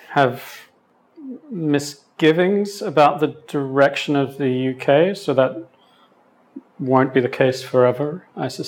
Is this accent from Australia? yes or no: yes; Sydney, New South Wales, Australia; accent: Australian; is originally Australian, specifically uh, from the western suburbs of Sydney, which is quite a distinct accent for anyone who's lived in the region.